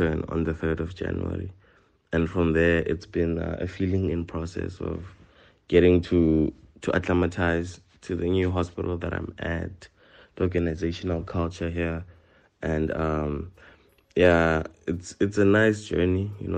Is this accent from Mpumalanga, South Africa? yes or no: yes; Thulamahashe, Mpumalanga, South Africa; I'm from Thulamahashe, Bushbuckridge